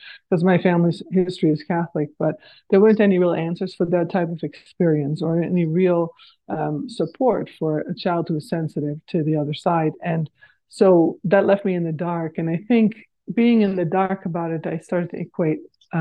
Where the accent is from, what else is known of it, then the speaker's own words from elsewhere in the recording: Netherlands; moved away as an adult; now in North America; I grew up in the Netherlands